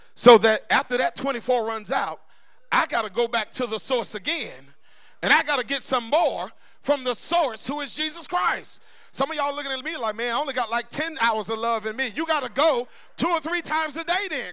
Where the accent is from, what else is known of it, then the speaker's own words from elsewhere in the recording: Tallahassee, Florida, United States; about uh, 16 years old, growing up in Tallahassee